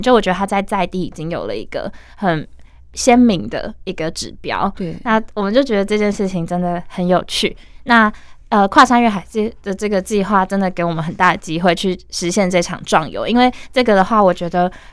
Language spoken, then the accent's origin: Chinese; Taiwan; 我从小就是在都市长大